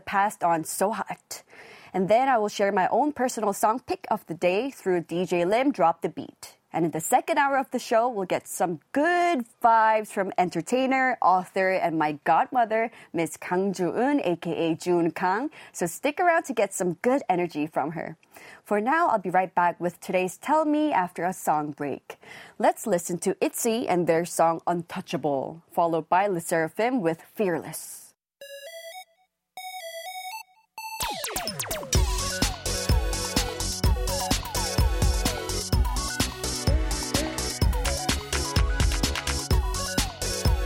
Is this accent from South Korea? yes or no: yes; South Korea; growing up in Korea, we learn at school